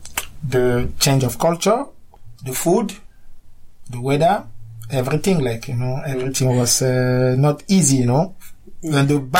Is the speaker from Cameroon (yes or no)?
yes; Cameroon; moved away as an adult; now in Cork, Ireland; I'm from Cameroon. I came in Ireland in 2000, 15 years ago. I work in Ireland. I have a settled family, a wife with three kids.